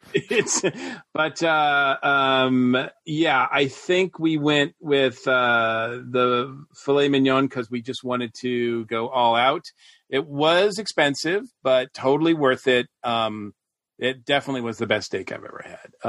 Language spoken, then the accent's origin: English; Boston, Massachusetts, United States; moved away; also born or lived in the South; I'm from Boston